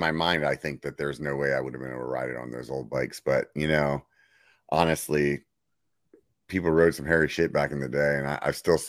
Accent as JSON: {"language": "English", "region": "Pennsylvania", "country": "United States", "tie": "born or raised there", "said": "I grew up in Pennsylvania"}